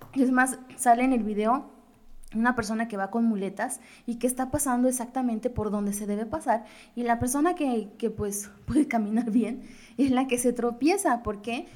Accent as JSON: {"language": "Spanish", "country": "Mexico", "said": "como típico mexicano"}